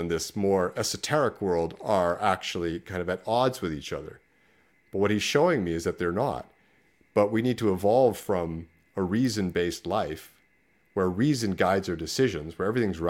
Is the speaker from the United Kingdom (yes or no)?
no; Canada; No, Canada. I'm Canadian, so I came from Canada.